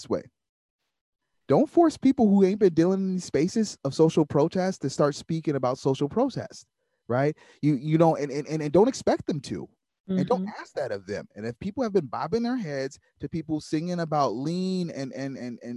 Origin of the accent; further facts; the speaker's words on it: Waukegan, Illinois, United States; also born or lived in Kenosha, Wisconsin; I'm from Waukegan, Illinois